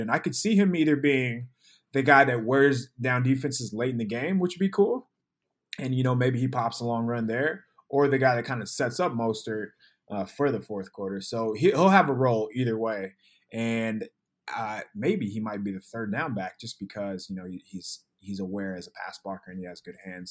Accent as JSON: {"language": "English", "town": "San Diego", "region": "California", "country": "United States", "tie": "born or raised there", "said": "I was born in San Diego"}